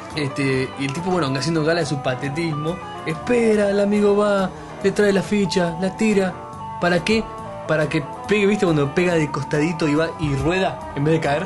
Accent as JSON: {"language": "Spanish", "country": "Argentina", "said": "Yo soy argentino"}